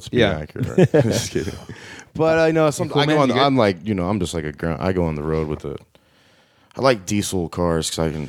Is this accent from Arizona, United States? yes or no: yes; Arizona, United States; I'm from Arizona.